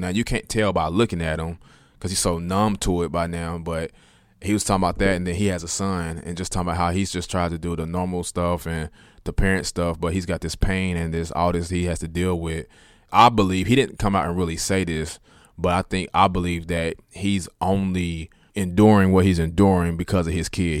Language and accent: English; Kansas City, Kansas, United States; I'm from Wyandotte. I'm from KCK, so I graduated from Sumner